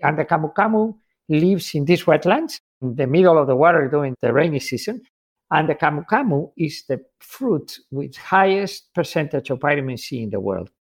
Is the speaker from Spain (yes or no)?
yes; Spain; I'm from Spain